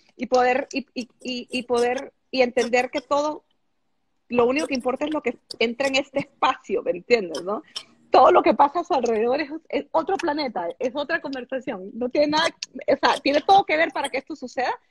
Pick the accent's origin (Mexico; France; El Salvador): El Salvador; yo soy salvadoreña